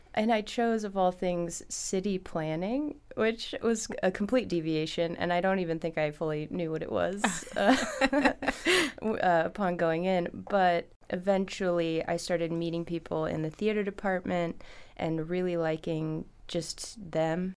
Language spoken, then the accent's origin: English; Los Angeles, California, United States; moved away as an adult; also born or lived in San Luis Obispo / Chicago; now in Petersburg, United States; I was born in Los Angeles. I went to school in the middle of the state, so San Luis Obispo.